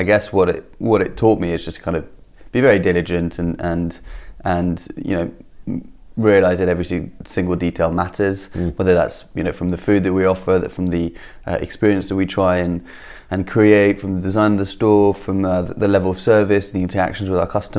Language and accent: English; France; now in London, United Kingdom; I'm from France